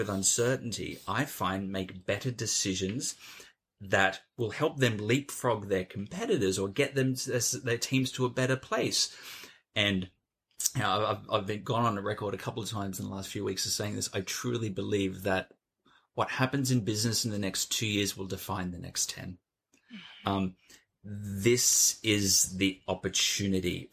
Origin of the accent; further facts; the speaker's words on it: Australia; now in London, United Kingdom; I'm an Australian sitting in Zone 1 London.